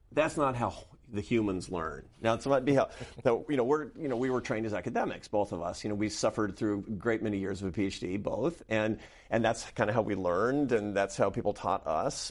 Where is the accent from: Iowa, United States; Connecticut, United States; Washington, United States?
Washington, United States; Seattle; I grew up in Seattle, Washington.